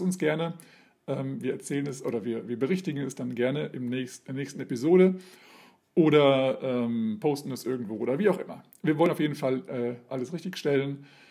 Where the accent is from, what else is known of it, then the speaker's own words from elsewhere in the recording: Hesse, Germany; now in Hanover, Germany; ich bin Hesse, ich bin zugezogen